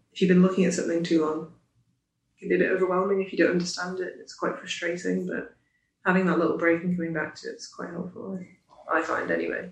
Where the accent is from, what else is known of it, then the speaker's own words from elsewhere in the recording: Isle of Man; I'm from the Isle of Man, studying the ACCA